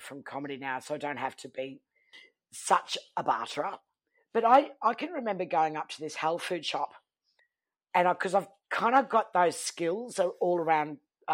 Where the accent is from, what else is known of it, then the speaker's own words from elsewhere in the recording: Townsville, Queensland, Australia; from Townsville